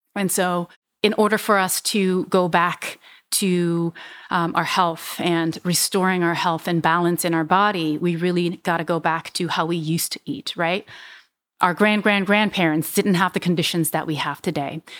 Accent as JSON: {"language": "English", "country": "Switzerland", "tie": "born or raised there", "also_born_or_lived": "Vietnam / Hong Kong", "second_language": "English", "moved": "as an adult", "lives_now": "United States", "said": "And so I ended up in Switzerland for most of my childhood. I moved to the United States officially when I was nineteen"}